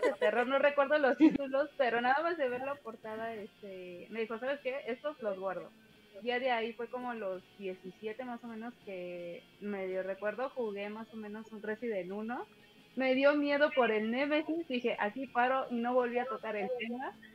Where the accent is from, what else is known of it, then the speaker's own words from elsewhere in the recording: Mexico; Yo soy de México, tengo 26 años